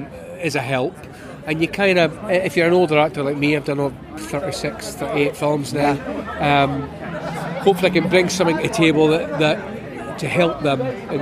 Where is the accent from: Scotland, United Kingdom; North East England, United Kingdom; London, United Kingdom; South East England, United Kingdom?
Scotland, United Kingdom; I mean, forget the fact that I'm Scottish.